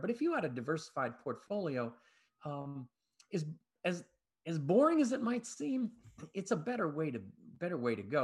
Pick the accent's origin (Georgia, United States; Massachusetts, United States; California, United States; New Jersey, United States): Massachusetts, United States; Boston; moved away; I'm originally from Boston